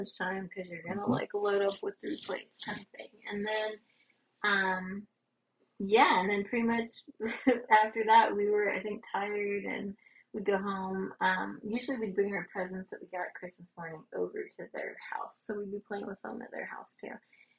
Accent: the South, United States; We're from the South

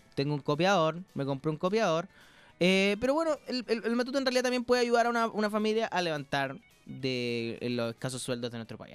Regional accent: Chile

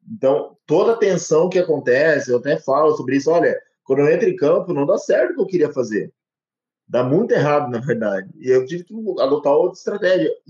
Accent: Rio Pardo, Rio Grande do Sul, Brazil; born there; now in Cravinhos, Brazil; Eu nasci no Rio Grande do Sul, aqui em Rio Pardo, que é uma cidade histórica, que vem decaindo a população desde os anos 80.

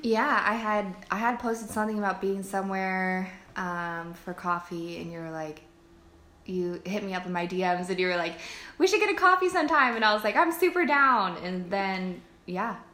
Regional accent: California, United States; also born or lived in Virginia; I moved back to California

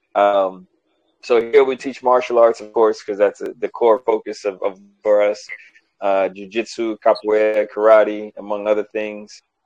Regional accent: New York, United States; growing up in New York

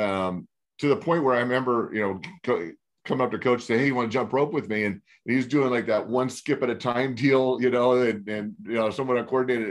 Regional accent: Glendora, California, United States; I grew up in Glendora.

